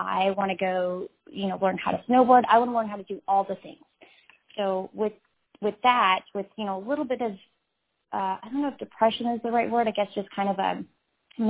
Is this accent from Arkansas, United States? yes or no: yes; Fayetteville, Arkansas, United States; I'm from the Fayetteville area